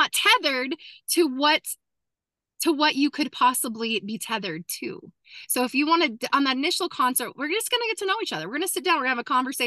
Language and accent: English; Southern Oregon, United States; moved away; also born or lived in Cookeville; I'm a cowgirl from Southern Oregon.